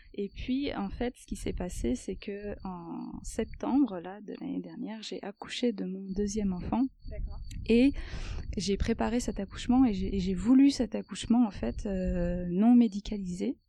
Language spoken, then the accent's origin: French; France; moved away as an adult; also born or lived in Paris region, France; now in Switzerland; je suis arrivée ici en Suisse, puisque je suis française, j'habitais avant dans la région parisienne